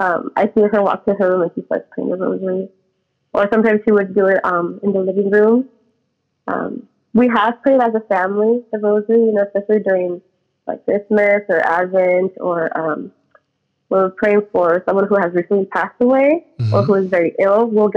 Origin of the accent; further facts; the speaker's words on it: Winters, California, United States; also born or lived in Davis, California; Yes, I lived in Winters my whole life.